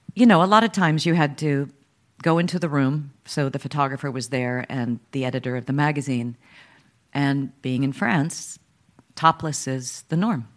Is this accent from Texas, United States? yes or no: yes; Dallas, Texas, United States; I was born in Dallas, Texas